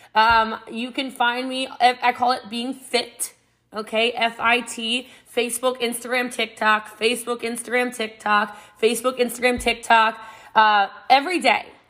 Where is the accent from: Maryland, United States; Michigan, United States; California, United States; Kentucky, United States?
Maryland, United States; Middletown; I'm from Middletown, Maryland. It's about an hour outside of D.C., a small country town, and uh, Frederick County, Maryland. And I grew up before it was what it is now